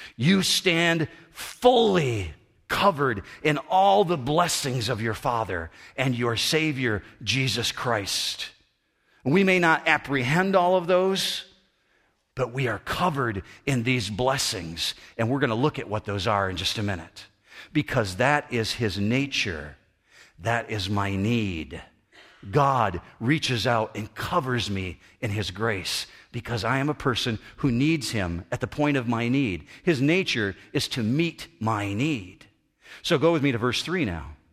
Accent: United States; I'm still an American citizen

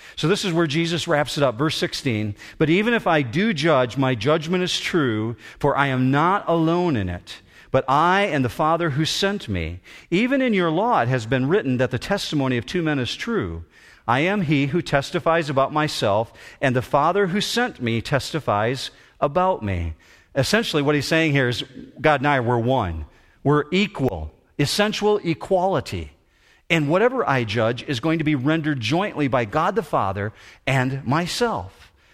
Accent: Muskegon, Michigan, United States; I was born in Hackley Hospital in Muskegon

